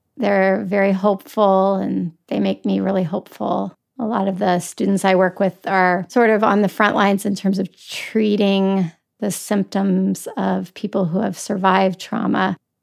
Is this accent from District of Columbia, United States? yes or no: yes; Washington, District of Columbia, United States; I grew up in Washington DC, so we frequently visited the Senate, the Supreme Court, the White House for field trips